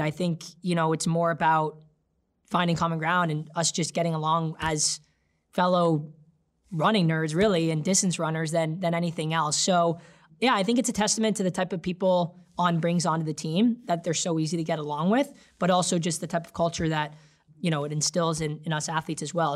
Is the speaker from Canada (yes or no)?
yes; Canada; I came on board as a Canadian